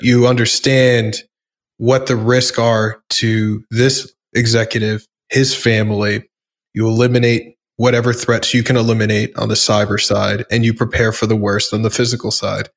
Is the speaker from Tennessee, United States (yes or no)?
no; New York City, New York, United States; I grew up in the New York punk rock scene